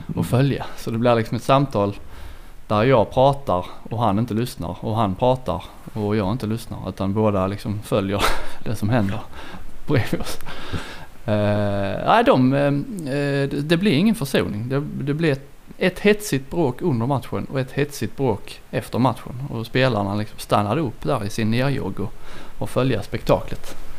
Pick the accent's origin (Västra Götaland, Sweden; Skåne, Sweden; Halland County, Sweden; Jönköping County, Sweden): Skåne, Sweden; Kristianstad; jag är från Kristianstad